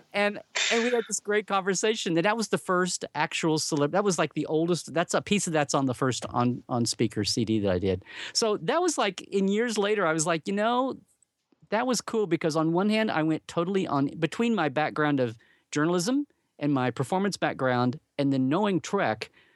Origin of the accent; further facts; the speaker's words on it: Oklahoma, United States; I grew up in Oklahoma